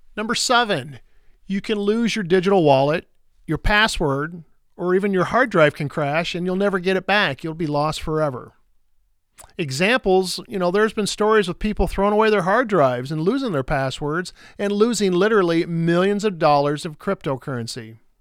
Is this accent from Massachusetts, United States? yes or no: no; Iowa, United States; Here in my home state of Iowa